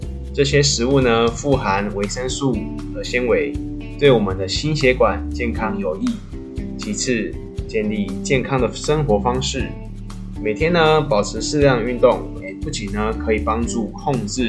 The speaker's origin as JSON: {"language": "Chinese", "country": "Taiwan", "said": "我们台湾人又爱吃美食"}